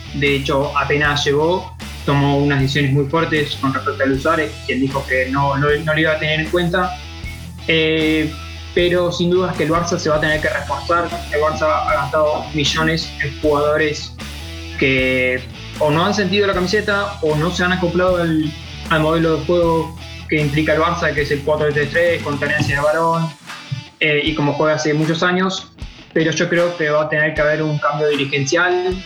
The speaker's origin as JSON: {"language": "Spanish", "country": "Argentina", "said": "yo como argentino"}